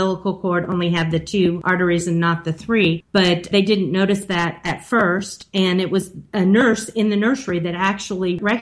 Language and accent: English; Kansas City, Missouri, United States; moved away as an adult; now in Germany; I'm from Kansas City, Missouri, and lived there for 25 years of my life